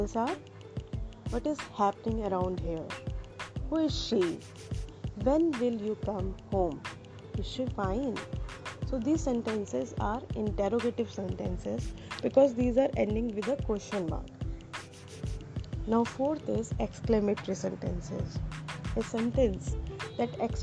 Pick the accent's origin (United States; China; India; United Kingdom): India; from India.